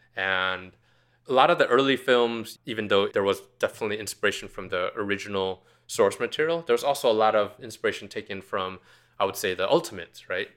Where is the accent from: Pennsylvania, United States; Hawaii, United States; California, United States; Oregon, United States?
California, United States; Orange County; I grew up in Orange County in, in California